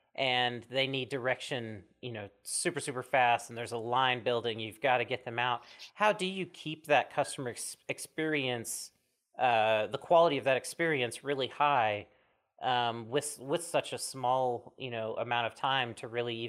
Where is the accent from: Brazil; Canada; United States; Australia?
United States; Mississippi; moved away as an adult; also born or lived in Oregon; I was living in Oregon and then I just moved back to my home state of Mississippi that just legalized medical here.